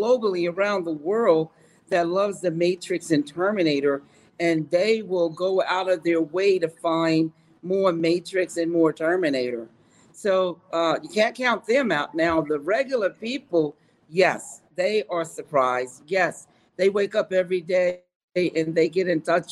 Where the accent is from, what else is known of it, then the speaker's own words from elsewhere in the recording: New York, United States; I'm a New Yorker.